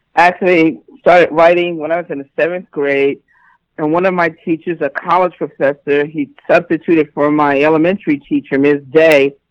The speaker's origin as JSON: {"language": "English", "town": "New York City", "region": "New York", "country": "United States", "said": "I'm from New York City."}